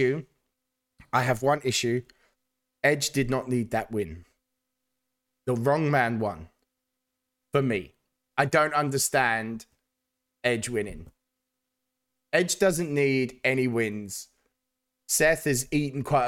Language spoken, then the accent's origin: English; United Kingdom; as a Brit